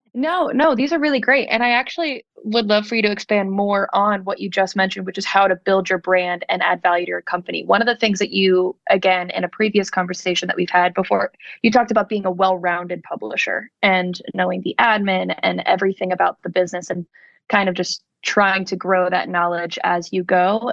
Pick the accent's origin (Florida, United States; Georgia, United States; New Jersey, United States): New Jersey, United States; moved away as an adult; also born or lived in New York; now in Nashville, United States; I'm originally from South Jersey